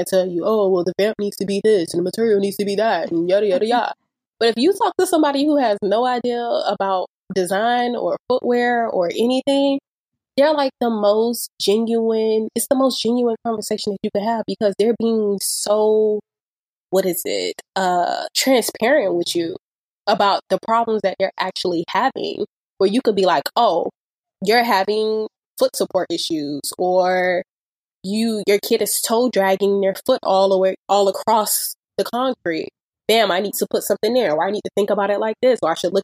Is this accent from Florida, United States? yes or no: yes; Miami, Florida, United States; me growing up in Miami